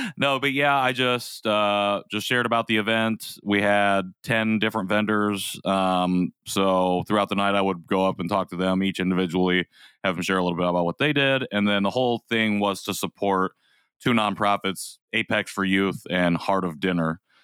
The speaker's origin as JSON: {"language": "English", "town": "Rensselaer", "country": "United States", "tie": "born or raised there", "also_born_or_lived": "South Korea", "said": "I grew up in Rensselaer"}